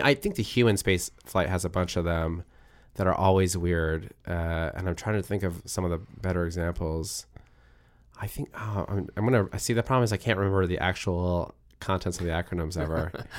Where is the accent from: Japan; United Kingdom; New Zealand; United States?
Japan; I grew up on manga because I grew up in Japan